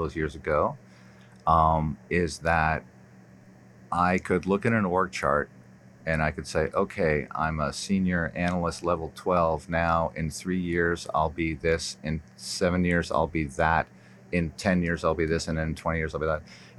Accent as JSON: {"language": "English", "town": "Toronto", "region": "Ontario", "country": "Canada", "tie": "born or raised there", "also_born_or_lived": "New York", "moved": "yes", "said": "I was born in New York. I grew up in Toronto"}